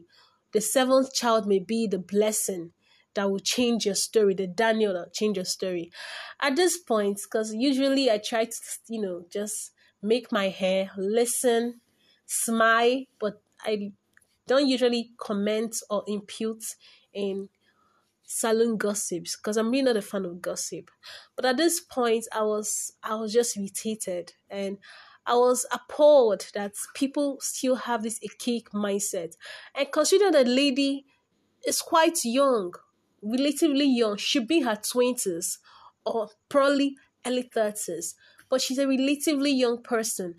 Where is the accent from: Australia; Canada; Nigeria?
Nigeria; Igbo, Igboland; first language Igbo; English is a second language; my native language, Igbo